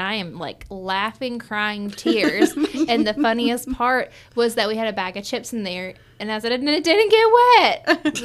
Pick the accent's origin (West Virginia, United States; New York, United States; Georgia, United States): Georgia, United States; Dallas; also born or lived in Nashville, Tennessee; from the time I was six, I grew up in Dallas, Georgia